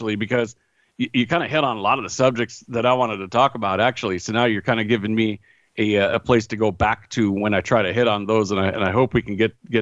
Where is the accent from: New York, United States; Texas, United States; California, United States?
California, United States; Northern; now in Los Angeles, United States; I'm originally from Northern California